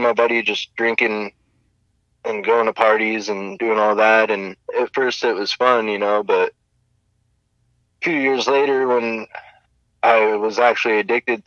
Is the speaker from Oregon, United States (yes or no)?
yes; Oregon, United States; also born or lived in Stockton, California; I was born in Stockton, California, and I lived in California until I was probably around 10, and then my family and I moved up to Oregon